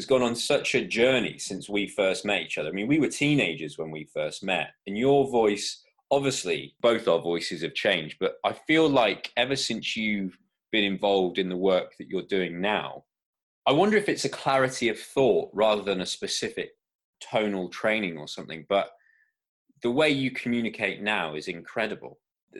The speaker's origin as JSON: {"language": "English", "region": "Florida", "country": "United States", "tie": "born or raised there", "said": "I moved around a lot as a kid. Part of that was growing up in Florida, and my accent, I think, just bounced around all over the place"}